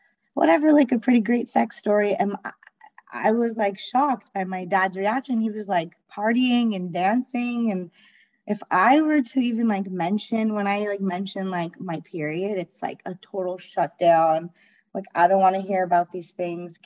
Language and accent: English; Canada; I grew up in Canada, like in the Canadian culture